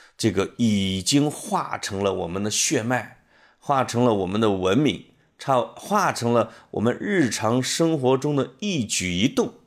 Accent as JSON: {"language": "Chinese", "town": "Puyang", "region": "Henan", "country": "China", "tie": "born or raised there", "moved": "yes", "lives_now": "Beijing, China", "said": "从我们老家濮阳过去的"}